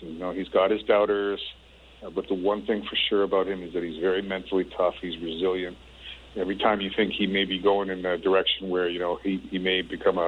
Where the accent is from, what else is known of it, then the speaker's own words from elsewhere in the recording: Canada; moved away as an adult; I'm a Canadian